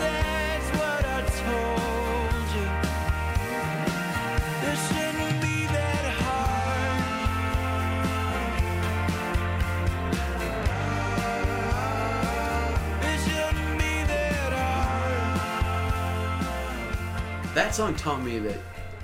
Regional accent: the South, United States; growing up in the South

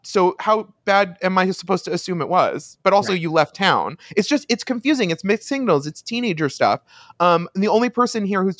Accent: Long Island, New York, United States; We are from Long Island

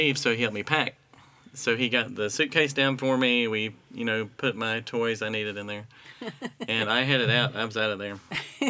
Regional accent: Arlington, Texas, United States; born or raised there; also born or lived in Wilson, North Carolina

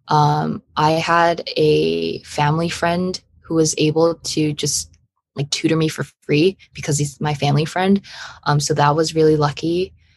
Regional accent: Los Angeles, California, United States; I'm from Los Angeles, California

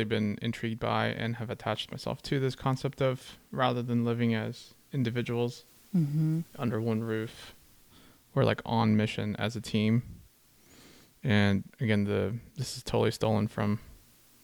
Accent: Austria; now in United States; being raised in a Filipino family, but in Austria

